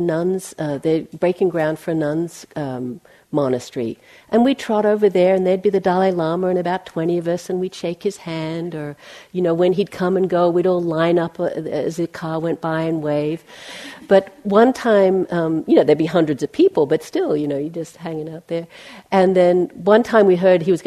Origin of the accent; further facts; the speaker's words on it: Australia; moved away as an adult; also born or lived in McLeod Ganj, India; When I left Australia, I'm from Australia, I left there in 1980, and I went to Asia